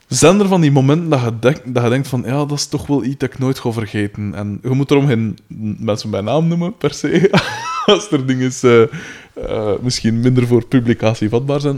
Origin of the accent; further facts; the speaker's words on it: Aalst, Flanders, Belgium; ik kom van Katten van Aalsten